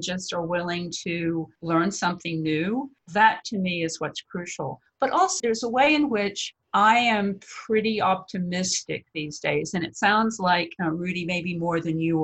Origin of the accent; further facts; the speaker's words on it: Texas, United States; I'm from Texas